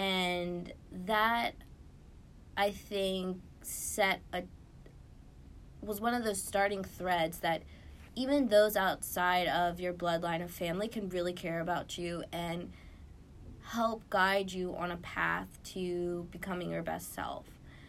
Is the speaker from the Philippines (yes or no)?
no; Lancaster, Pennsylvania, United States; grow my view of what is out there outside of just Lancaster, like my hometown, and to strive to do more.